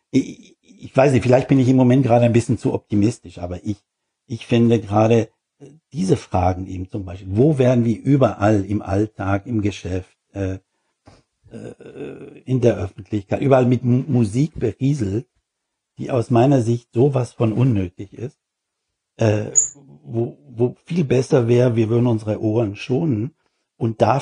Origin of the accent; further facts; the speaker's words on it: Switzerland; now in Germany; Ja, nee, nee, ich habe meine Kontakte im Großen und Ganzen erhalten in der Schwei